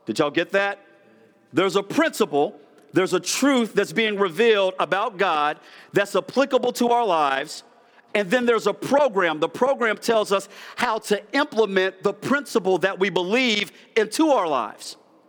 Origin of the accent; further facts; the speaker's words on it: East Coast, United States; I'm from the East Coast, so I can talk fast.